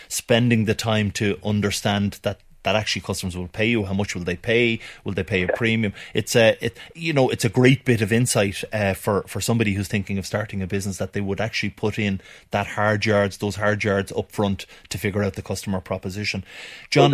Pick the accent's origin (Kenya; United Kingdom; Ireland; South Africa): Ireland; Dublin, Leinster; As a dub